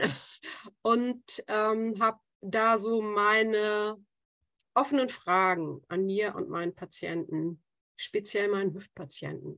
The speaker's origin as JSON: {"language": "German", "country": "Germany", "also_born_or_lived": "Australia", "said": "als Deutsche"}